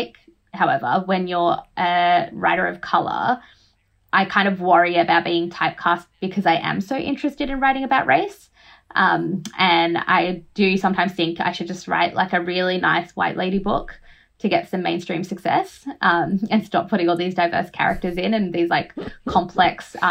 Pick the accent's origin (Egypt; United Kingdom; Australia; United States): Australia; born or raised there; also born or lived in Fiji